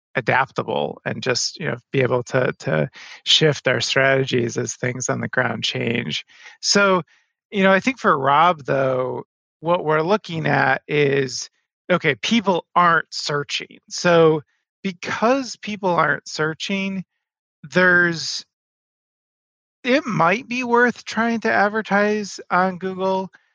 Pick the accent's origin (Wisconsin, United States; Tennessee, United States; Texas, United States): Wisconsin, United States; Madison; my hometown. I'm in Madison, Wisconsin